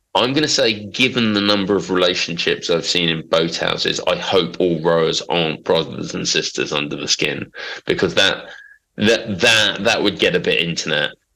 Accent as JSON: {"language": "English", "region": "London", "country": "United Kingdom", "also_born_or_lived": "Norfolk / Manchester", "moved": "yes", "said": "I'm from Big Smoke"}